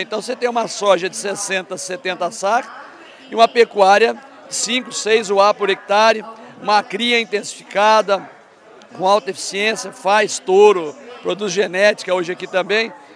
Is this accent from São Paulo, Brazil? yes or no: yes; Tatuí, São Paulo, Brazil; moved away as an adult; also born or lived in São Manuel / Piracicaba; Mas eu fui criado, eu sou de Tatuí